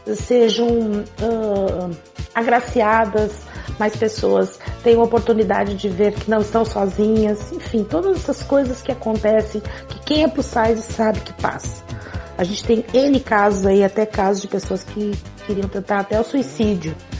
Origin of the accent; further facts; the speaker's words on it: South Region, Brazil; eu sou daqui do Sul